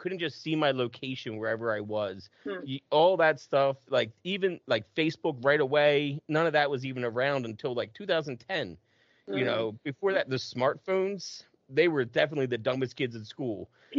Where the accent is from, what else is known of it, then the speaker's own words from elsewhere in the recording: New Jersey, United States; because we would go to Philly or New York City from New Jersey